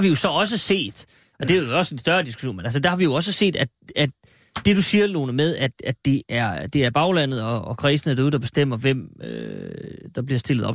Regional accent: Aalborg, North Denmark Region, Denmark; hjemme i Aalborg, som jeg kan tillade mig at sige, eftersom jeg er født

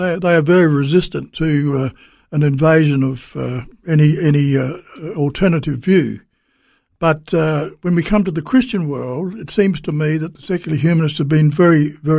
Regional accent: South Australia, Australia; born there; And I was born in South Australia, so I can only speak specifically about South Australia

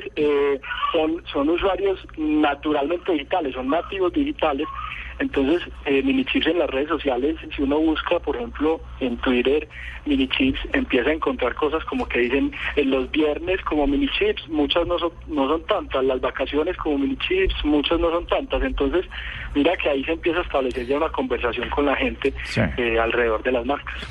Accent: Colombia; acá en Colombia

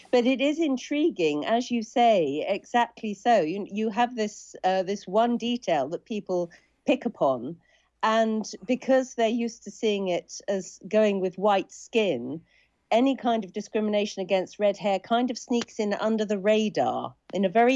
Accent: Suffolk, East of England, United Kingdom; But I grew up in Suffolk like …. I went to a small village school like ….

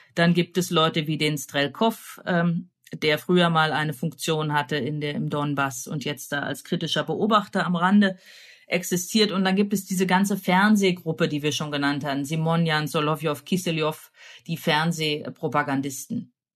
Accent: Germany; Ich komme ja auch aus der DDR

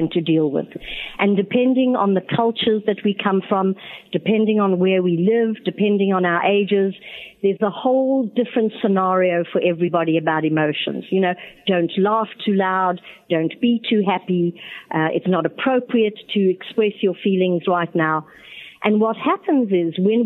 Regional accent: Johannesburg, Gauteng, South Africa; also born or lived in Botswana / New York, United States; now in Atlanta, United States; I was born in Johannesburg, South Africa. I also lived in Botswana, which is a country just off South Africa's borders. And I immigrated to America in 1976

